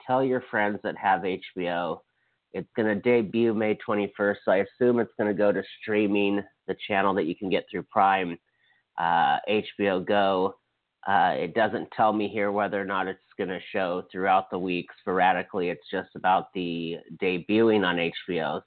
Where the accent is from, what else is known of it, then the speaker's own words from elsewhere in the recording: United States; as an American and a citizen and someone who voted